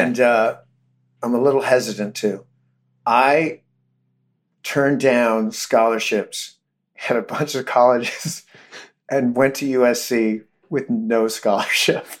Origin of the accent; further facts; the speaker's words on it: Modesto, California, United States; we grew up in Modesto